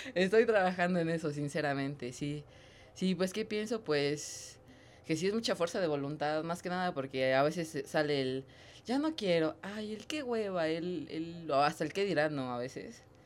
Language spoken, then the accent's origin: Spanish; Mexico; como mexicano